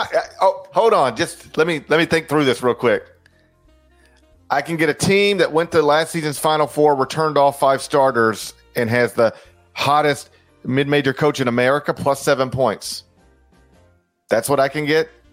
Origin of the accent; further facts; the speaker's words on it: Mississippi, United States; I'm from Mississippi.